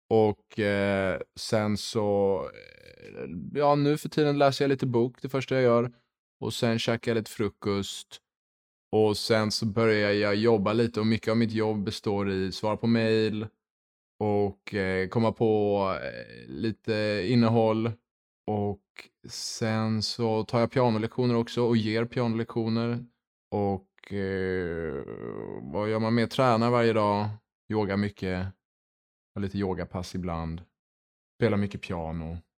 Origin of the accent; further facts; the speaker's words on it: Luxembourg; moved away as an adult; also born or lived in Lund; now in Stockholm, Sweden; Jag är född och uppvuxen i Luxemburg.